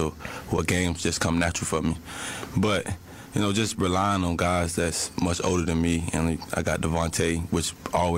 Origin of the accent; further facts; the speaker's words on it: Miami, Florida, United States; growing up in Miami